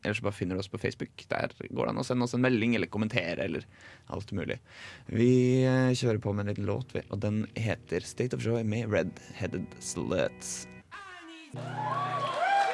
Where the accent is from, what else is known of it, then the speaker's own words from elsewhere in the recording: Drammen, Buskerud, Norway; moved away; hjembygda mi, Drammen